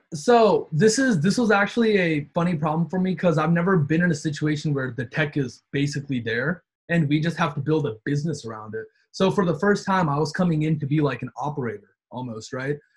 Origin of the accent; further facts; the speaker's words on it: North Carolina, United States; we're all from North Carolina.